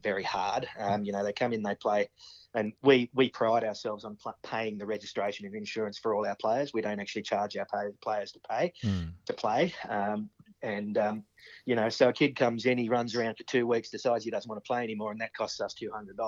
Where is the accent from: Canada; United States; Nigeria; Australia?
Australia; Cowra, New South Wales; when we were growing up in Cowra, it was cricket in the summer, footy in the winter